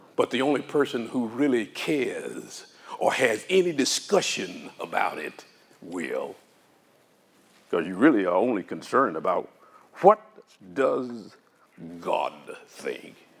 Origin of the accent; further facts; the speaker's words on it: Arkansas, United States; I grew up in Arkansas.